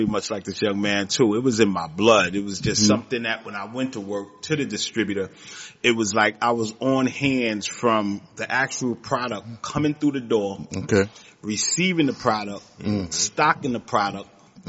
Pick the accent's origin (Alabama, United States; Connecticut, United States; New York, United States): New York, United States; New York City; I grew up in Queens also, but I grew up in Astoria Projects.